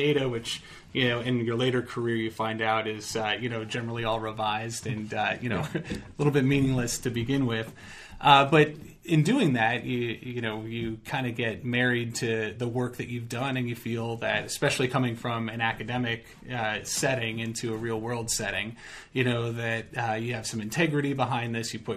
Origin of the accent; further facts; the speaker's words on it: Chicago, Illinois, United States; I'm from Chicago